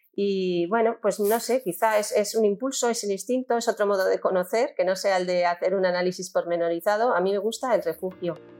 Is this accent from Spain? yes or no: yes; Valencian Community, Spain; yo soy valenciana